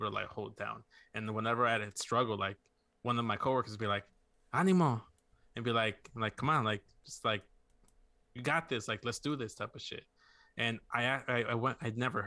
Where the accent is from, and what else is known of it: Chicago, Illinois, United States; born or raised there; also born or lived in Mexico